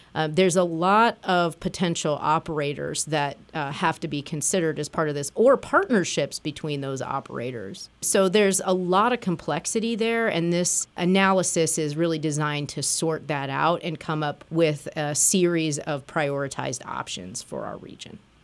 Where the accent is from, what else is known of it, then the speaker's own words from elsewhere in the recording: Springfield, Illinois, United States; now in Lehigh Valley, United States; I grew up in Springfield, Illinois, and the Amtrak train went through my hometown.